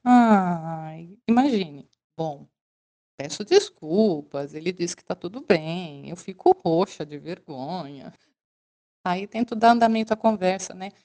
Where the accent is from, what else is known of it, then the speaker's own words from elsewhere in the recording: Brazil; moved away as an adult; also born or lived in China; sou brasileira